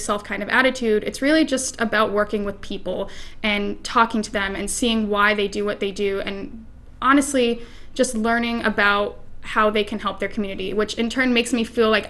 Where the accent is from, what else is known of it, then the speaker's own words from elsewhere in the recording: Maine, United States; moved away as an adult; also born or lived in Elmira, New York / Washington, D.C.; I'm originally from Maine